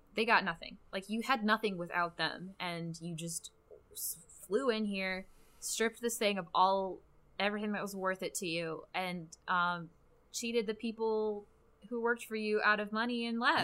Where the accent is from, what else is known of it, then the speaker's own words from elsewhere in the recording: Grand Rapids, Michigan, United States; we're both from Grand Rapids